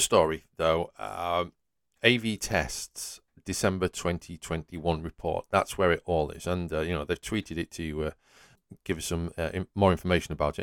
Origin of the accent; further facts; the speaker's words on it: Yorkshire and the Humber, United Kingdom; I'm from Yorkshire.